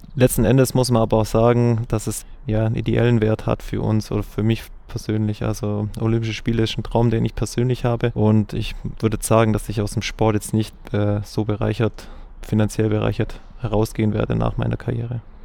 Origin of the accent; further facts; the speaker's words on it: Germany; Ich bin in Recklisweiler aufgewachsen und habe da Fußball und Handball gespielt